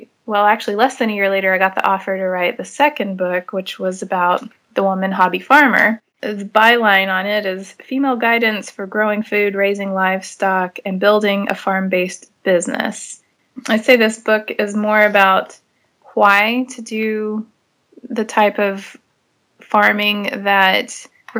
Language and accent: English; Amarillo, Texas, United States; moved away as an adult; I grew up in Amarillo, which is the High Plains area